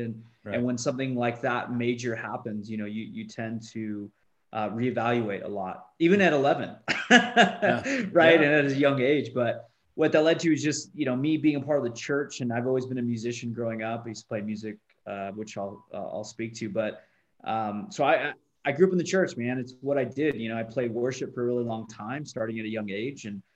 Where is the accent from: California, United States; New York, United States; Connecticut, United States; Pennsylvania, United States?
California, United States; now in Utah, United States; Born and raised in California, now I live in Utah out of all places